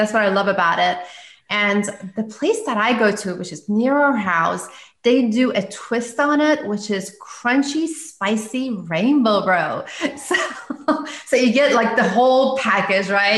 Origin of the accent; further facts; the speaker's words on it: Iran; moved away as an adult; now in United States; I'm originally from Iran. So we don't have sushi there. And I had just moved to US.